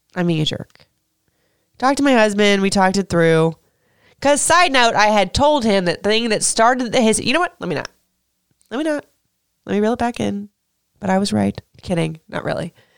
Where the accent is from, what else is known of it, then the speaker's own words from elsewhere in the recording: Florida, United States; now in Maryland, United States; I'm from Florida